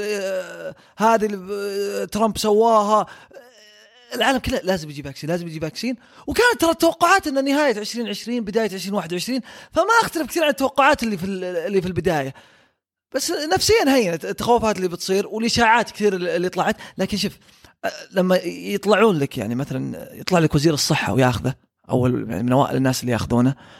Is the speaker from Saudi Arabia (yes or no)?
yes; Saudi Arabia; عندنا في السعوديه